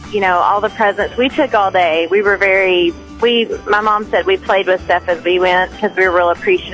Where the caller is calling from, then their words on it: Rogers, Arkansas, United States; This is … from Rogers.